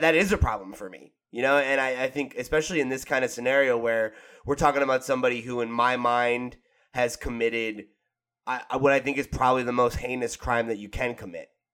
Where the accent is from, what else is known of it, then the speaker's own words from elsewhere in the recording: New Jersey, United States; I'm from New Jersey